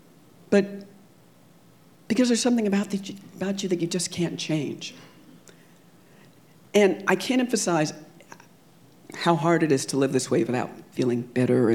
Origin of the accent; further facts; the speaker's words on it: California, United States; Growing up in California in the 70s and 80s, I could never forget that I was black